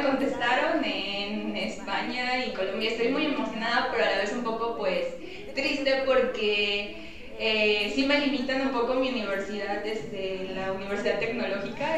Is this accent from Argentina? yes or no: no; Fortín, Veracruz, Mexico; representar a nuestro país y pues en mi caso a Fortín